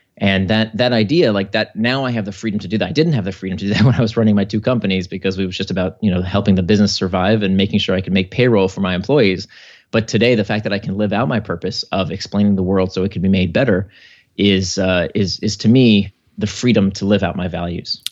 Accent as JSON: {"language": "English", "country": "United States", "tie": "born or raised there", "said": "my family came to America in nineteen eighty-one, uh, kinda to pursue the American dream"}